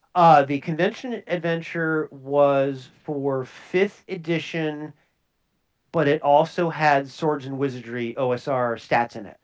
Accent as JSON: {"language": "English", "region": "Minnesota", "country": "United States", "said": "I'm from Minnesota"}